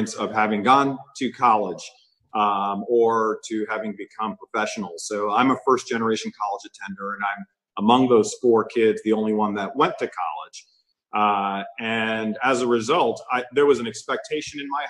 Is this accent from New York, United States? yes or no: yes; Amityville, New York, United States; moved away as an adult; also born or lived in Christiansted, St. Croix, U.S. Virgin Islands / Minnesota; But I grew up in a wonderful place out on the south shore of Long Island named Amityville, New York